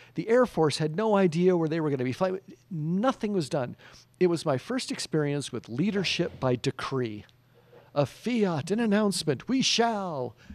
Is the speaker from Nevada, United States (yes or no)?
no; New Mexico, United States; I was raised here in New Mexico, went to Valley High School